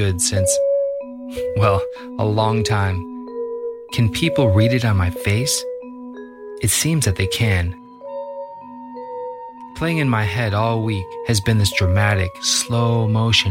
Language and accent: English; Libertyville, Illinois, United States; I grew up in Libertyville, Illinois, which is about 35, 40 miles north of the city of Chicago.